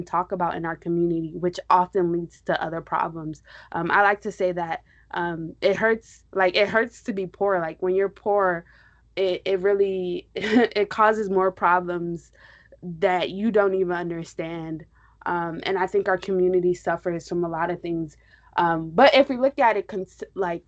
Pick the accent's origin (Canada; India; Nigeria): Nigeria; also born or lived in New York; I'm Nigerian.